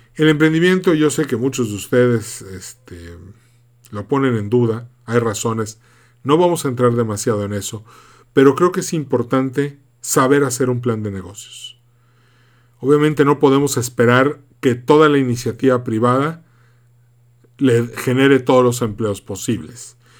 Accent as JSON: {"language": "Spanish", "country": "Mexico", "said": "como mexicanos"}